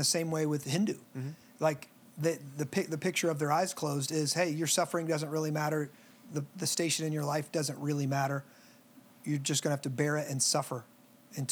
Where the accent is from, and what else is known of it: United States